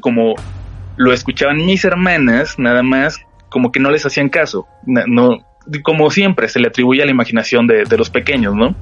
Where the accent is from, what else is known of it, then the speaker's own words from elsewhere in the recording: Tijuana, Baja California, Mexico; now in Mexico City, Mexico; Yo soy de Tijuana, pero ya tengo un rato viviendo aquí en la capital